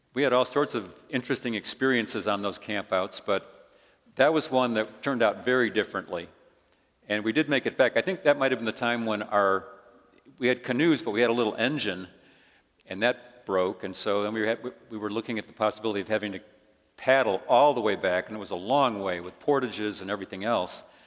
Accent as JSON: {"language": "English", "town": "Chicago", "region": "Illinois", "country": "United States", "tie": "born or raised there", "also_born_or_lived": "Olympia, Washington", "moved": "as an adult", "said": "Grew up in Chicago, but had lived in the West for, for a couple of years."}